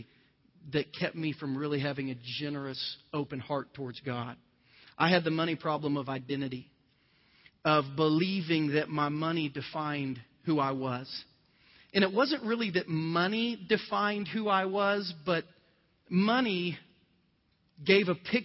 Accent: southern Ohio, United States; moved away as an adult; my little poor town in southern Ohio

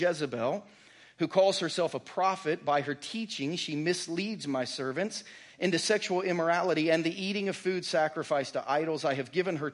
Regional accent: Southern Ohio, United States; now in Lee's Summit, United States; my family growing up in Southern Ohio

